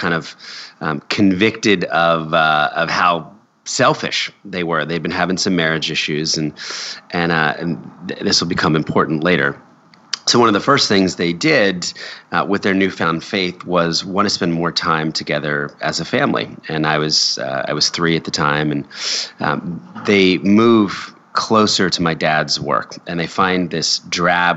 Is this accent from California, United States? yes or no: no; Philadelphia, Pennsylvania, United States; now in New York City, United States; I was born in Philadelphia